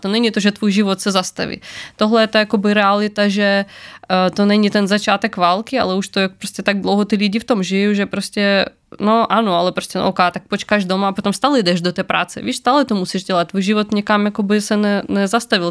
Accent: Ukraine; now in Czech Republic; jsem z Ukrajiny

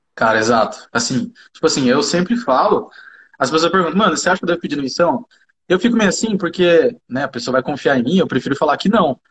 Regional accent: Jacareí, São Paulo, Brazil; accent: caipira; also born or lived in Rio de Janeiro / São José dos Campos; eu sou de Acaraí mesmo

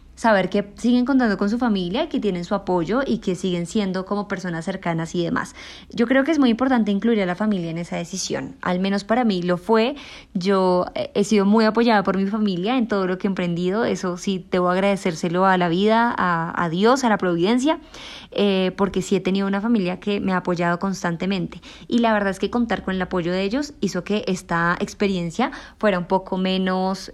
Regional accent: Colombia; yo soy una joven colombiana

